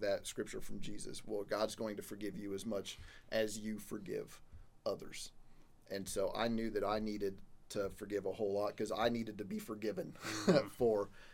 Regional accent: Missouri, United States; moved away; my home state of Missouri

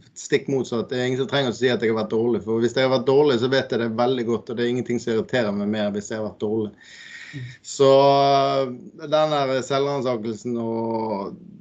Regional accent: Bergen, Vestland, Norway; accent: Bergen dialect; now in Eastern Norway, Norway; Jeg kommer jo fra Bergen og bor her på Østlandet

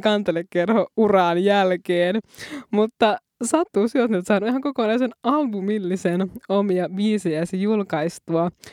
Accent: Muonio, Lapland, Finland; now in Helsinki region, Finland; sieltä Muoniosta, Lapista, josta ollaan molemmat kotoisin. Ja nyt me molemmat pohjoisen tytöt asutaankin täällä Helsingin seudulla.

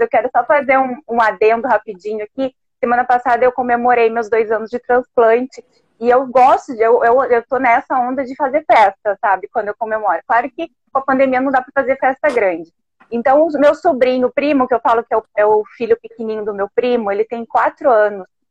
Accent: Alegrete, Rio Grande do Sul, Brazil; also born or lived in Santa Maria; now in Porto Alegre, Brazil; Eu sou daqui, eu sou daqui de Porto Alegre também. Na verdade, eu sou de Alegrete, né? Eu nasci

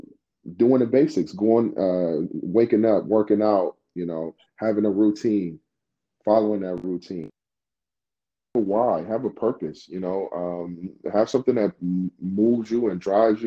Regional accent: Nigeria; moved away; me being Nigerian

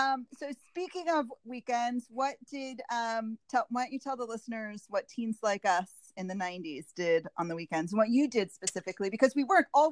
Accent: Rockville, Maryland, United States; born or raised there

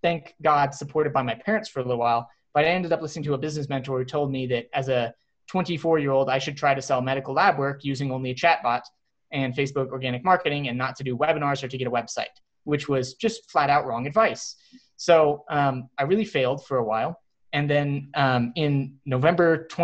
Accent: Texas, United States; moved away as an adult; also born or lived in Cincinnati; I grew up in Texas

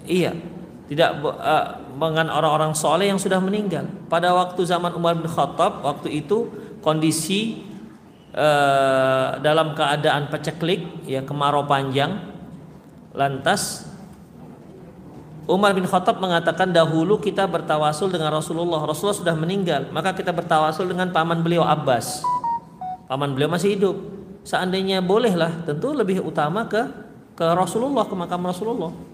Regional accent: Medan, North Sumatra, Indonesia; Saya orang Medan pak, bukan orang sini.

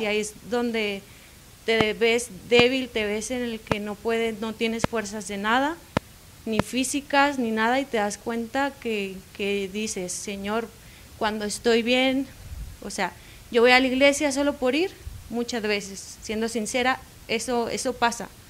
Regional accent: Ciudad Constitución, Baja California Sur, Mexico; soy de Baja California Sur, cerca de una ciudad de, de La Paz

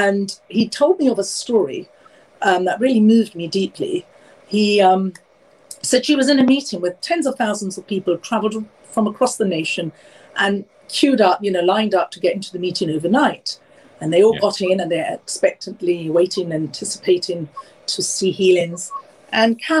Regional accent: London, United Kingdom; I'm born and raised in London, obviously from Indian heritage.

